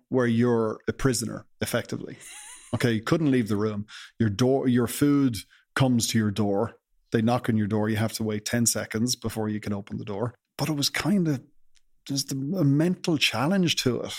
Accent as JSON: {"language": "English", "country": "Ireland", "said": "as Irish people"}